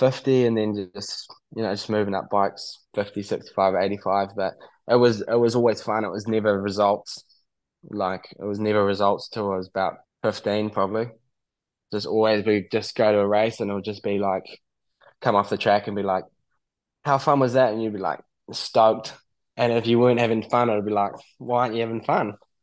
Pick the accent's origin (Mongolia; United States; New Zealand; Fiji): New Zealand; we come from New Zealand